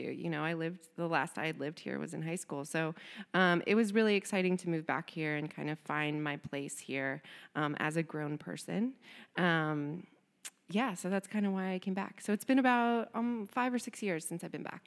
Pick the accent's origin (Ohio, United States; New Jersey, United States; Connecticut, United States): Ohio, United States; Cincinnati; also born or lived in Ann Arbor, Michigan; I'm actually from Cincinnati, uh, grew up here, went to Walnut Hills High School